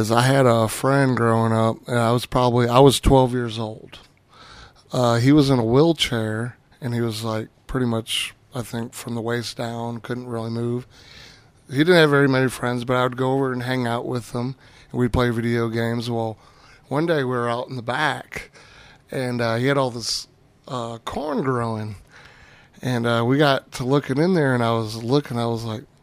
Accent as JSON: {"language": "English", "region": "California", "country": "United States", "tie": "born there", "said": "Uh, I actually was born in California and have bounced around all over."}